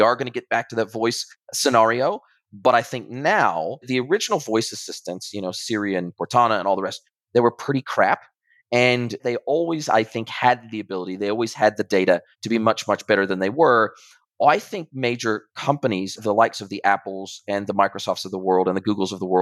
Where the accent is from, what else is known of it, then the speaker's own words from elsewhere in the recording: United States; also born or lived in New Zealand; now in Ajijic, Mexico; I'm originally from America, but then I moved to New Zealand